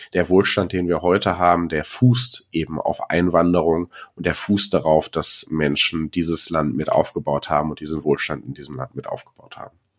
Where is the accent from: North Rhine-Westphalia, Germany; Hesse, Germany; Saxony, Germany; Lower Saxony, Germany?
North Rhine-Westphalia, Germany; Ruhr area; ich komme aus dem Ruhrgebiet